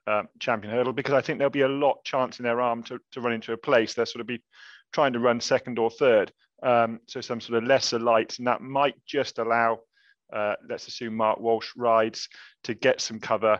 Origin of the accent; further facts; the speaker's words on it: United Kingdom; now in France; I'm a British man in France